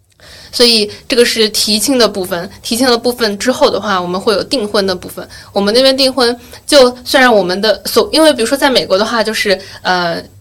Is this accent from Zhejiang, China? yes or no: yes; Wenzhou, Zhejiang, China; 所以我很愿意说我是温州人，因为我觉得是一件很有意思的事情。